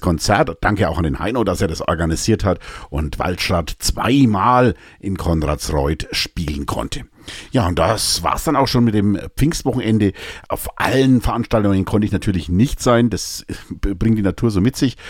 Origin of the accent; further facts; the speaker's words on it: Münchberg, Bavaria, Germany; als ich noch in Münchberg gelebt habe. Ich, einige von euch wissen das ja, ich komme aus Münchberg